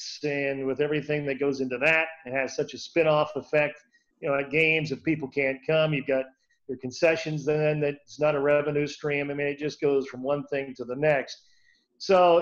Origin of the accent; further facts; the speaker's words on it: Ohio, United States; moved away as an adult; now in Greenville, United States; I grew up in Ohio